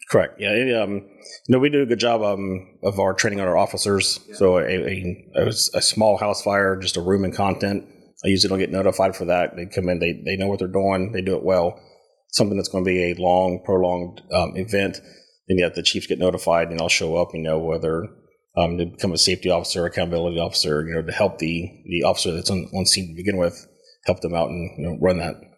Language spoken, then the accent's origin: English; Lancaster, Ohio, United States; also born or lived in Waverly, Ohio; now in Kingston, United States; born in Lancaster, raised throughout the Stoutsville and Amanda area